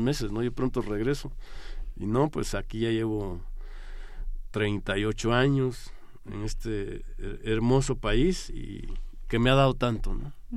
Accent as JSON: {"language": "Spanish", "town": "Pajapita", "region": "San Marcos", "country": "Guatemala", "tie": "born or raised there", "moved": "as an adult", "lives_now": "Mexico", "said": "Cuando estudié desde chiquito, de niño, me acuerdo que me iba de Pajapita a una aldea, a Las Palmas"}